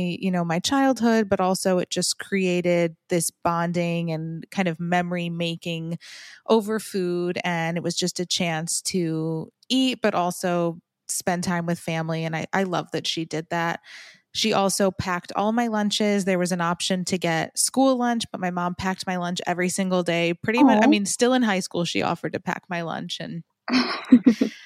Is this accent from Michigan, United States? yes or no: yes; Farmington, Michigan, United States; also born or lived in New Jersey; now in Boca Raton, United States; Oh, I grew up in Farmington, Michigan. I was born in New Jersey, but soon after we grew up in Michigan.